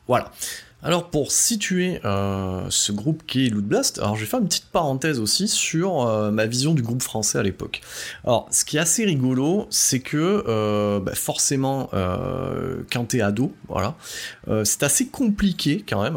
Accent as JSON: {"language": "French", "area": "Drôme Provençale", "region": "Auvergne-Rhône-Alpes", "country": "France", "said": "je viens de la Drôme-Provençale"}